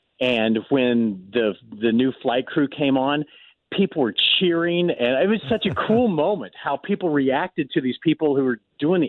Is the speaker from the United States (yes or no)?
yes; Missouri, United States; also born or lived in Belle, Missouri / Lake of the Ozarks; So it was 20 different places all in Missouri before I graduated college.